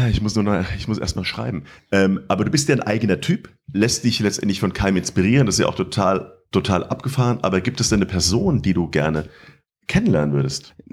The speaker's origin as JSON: {"language": "German", "town": "Bonn", "region": "North Rhine-Westphalia", "country": "Germany", "tie": "born there", "lives_now": "Mainz, Germany", "said": "Ich als gebürtiger Bonner in Mainz lebend finde an Wiesbaden besonders"}